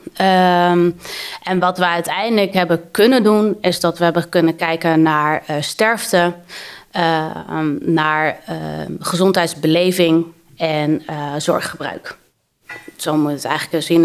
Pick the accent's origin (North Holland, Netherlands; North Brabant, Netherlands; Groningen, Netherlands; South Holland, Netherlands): Groningen, Netherlands; Hoogezand; moved away; also born or lived in Amsterdam; ik ben opgegroeid in Hoge Zand